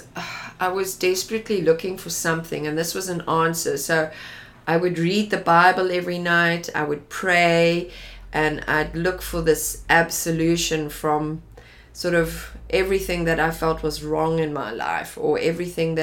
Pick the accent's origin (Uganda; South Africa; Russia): South Africa; Johannesburg, Gauteng; also born or lived in Pretoria; I grew up in Johannesburg.